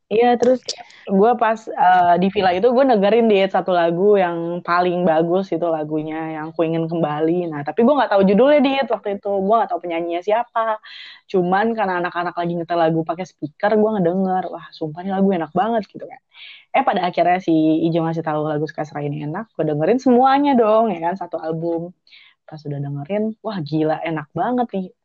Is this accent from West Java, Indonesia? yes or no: yes; Bandung, West Java, Indonesia; gue lahir di Bandung gitu ngerti gak sih lo jadi besar